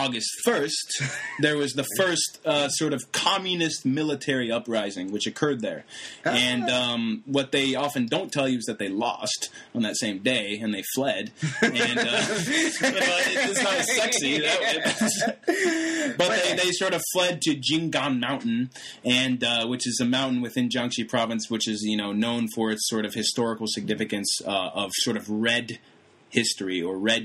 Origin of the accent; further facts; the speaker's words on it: Virginia, United States; I am from Virginia